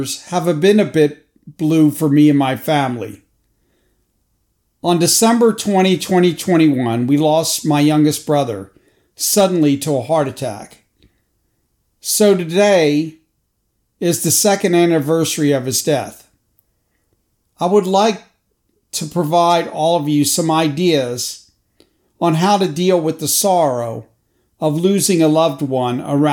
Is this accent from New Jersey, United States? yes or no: yes; Crosswicks, New Jersey, United States; my hometown of Crosswicks, New Jersey